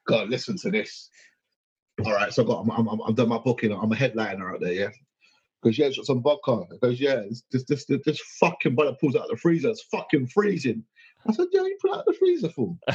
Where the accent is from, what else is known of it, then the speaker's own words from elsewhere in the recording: United Kingdom; I'm British as hell